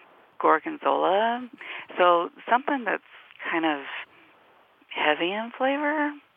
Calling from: Boise, Idaho, United States; I'm calling from Boise, Idaho.

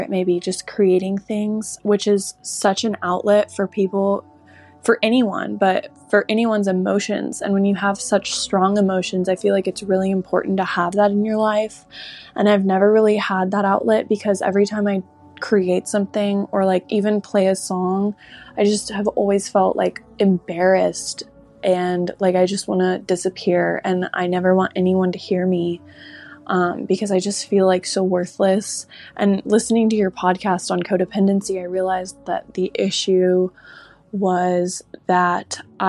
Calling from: Houston, Texas, United States; Hey, Molly. It's … I'm 20 and I'm from Houston.

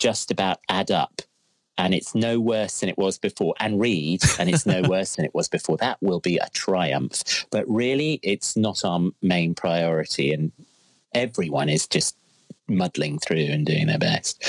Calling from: Crouch End, London, United Kingdom; I'm currently in my son's room. In our flat in Crouch End, in rainy Crouch End.

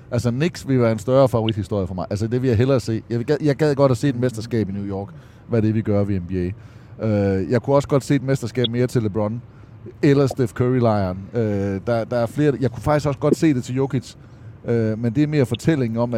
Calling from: Odense, Southern Denmark, Denmark; Jeg er med fra Odense.

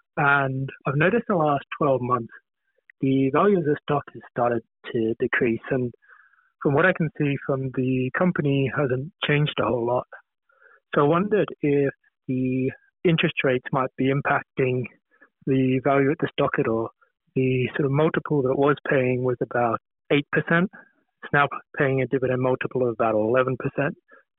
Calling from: Canberra, Australian Capital Territory, Australia; Hey, it's …. I'm from Canberra.

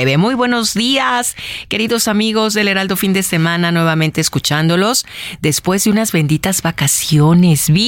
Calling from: Azcapotzalco, Mexico City, Mexico; Saludos, Alex, Héctor, Andrés, DJ Kike … de Azcapotzalco.

